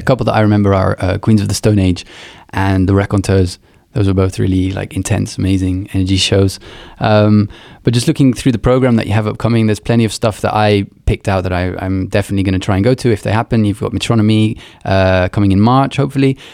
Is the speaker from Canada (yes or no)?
no; Luxembourg; moved away; I grew up in Luxembourg